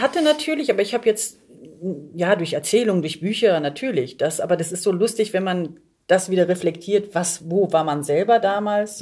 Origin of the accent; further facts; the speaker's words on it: Germany; ich bin hier sozialisiert und so ja. gesehen bin ich dann wahrscheinlich eher eine Deutsche